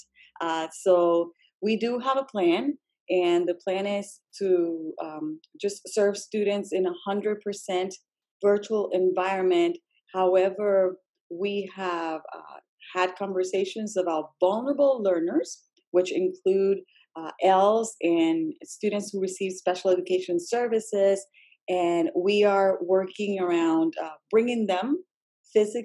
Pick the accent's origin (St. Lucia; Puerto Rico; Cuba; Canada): Puerto Rico; English is a second language; moved away as an adult; now in Virginia, United States; I am an English learner myself, being born and raised in Puerto Rico with all of my schooling there